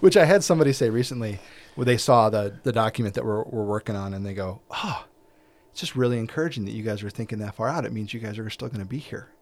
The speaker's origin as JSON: {"language": "English", "country": "United States"}